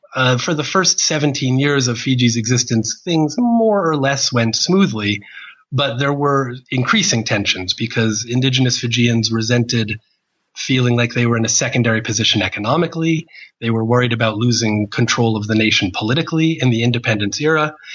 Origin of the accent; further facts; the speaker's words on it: New Jersey, United States; moved away as an adult; now in Australia; I was born in 1970 in New Jersey